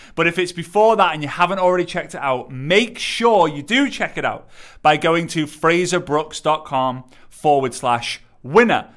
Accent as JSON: {"language": "English", "town": "Liverpool", "region": "North West England", "country": "United Kingdom", "said": "I'm from Liverpool"}